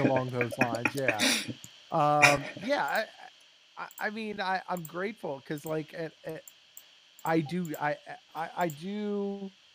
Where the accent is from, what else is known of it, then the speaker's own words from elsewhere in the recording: Lancaster, Pennsylvania, United States; I grew up in Lancaster